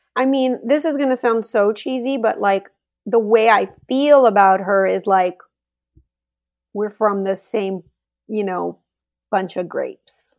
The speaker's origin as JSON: {"language": "English", "town": "Laredo", "region": "Texas", "country": "United States", "tie": "born or raised there", "lives_now": "Austin, United States", "said": "I was home in Laredo, Texas, where I'm from. That's my hometown."}